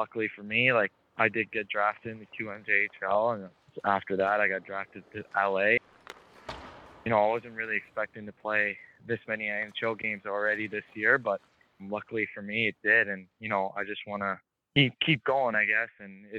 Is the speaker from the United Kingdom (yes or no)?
no; Japan; also born or lived in Australia; I was born in Australia, but I moved to Japan when I was 1 year old. So during all my childhood, my dad started putting skates on my feet